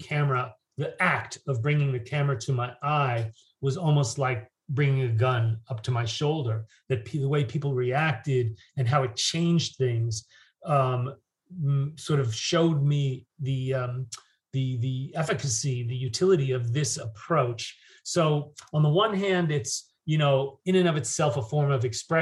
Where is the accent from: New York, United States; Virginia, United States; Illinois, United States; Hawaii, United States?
New York, United States; moved away as an adult; also born or lived in London / San Francisco; I'm from New York